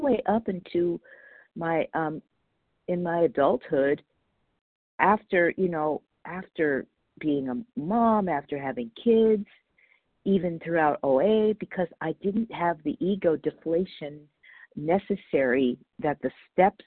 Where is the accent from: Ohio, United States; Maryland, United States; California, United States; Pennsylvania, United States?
California, United States; Los Angeles; I was brought up in Northridge, California, Porter Ranch